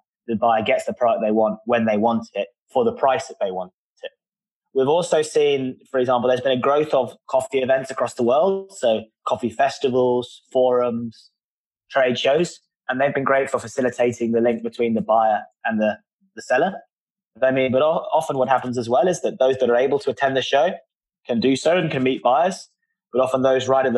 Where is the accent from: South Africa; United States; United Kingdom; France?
United Kingdom; London; I'm from London